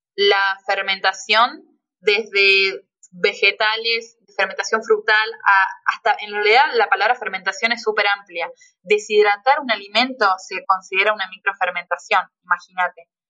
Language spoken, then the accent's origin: Spanish; Tucumán, Argentina; accent: Tucumán; now in Córdoba, Argentina; yo soy tucumana, por si no se me nota en el acento. Eh, sí, sí, yo soy tucumana